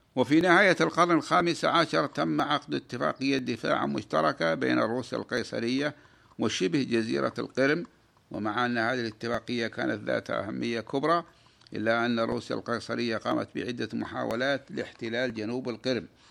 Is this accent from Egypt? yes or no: no; Saudi Arabia; بلادنا المملكة العربية السعودية